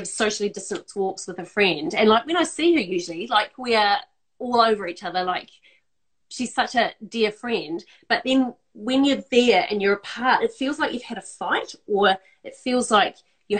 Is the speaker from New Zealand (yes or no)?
yes; Christchurch, Canterbury, New Zealand; now in Melbourne, Australia; Christchurch, which is my hometown